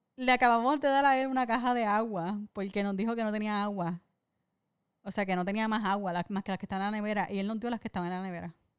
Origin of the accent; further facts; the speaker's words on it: Puerto Rico; siempre los puertorriqueños estamos dispuestos a dar de lo poquito que tenemos